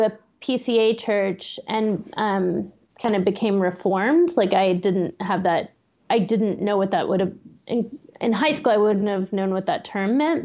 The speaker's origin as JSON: {"language": "English", "town": "Austin", "region": "Texas", "country": "United States", "tie": "born or raised there", "moved": "as an adult", "lives_now": "Pittsburgh, United States", "said": "I grew up in Austin also"}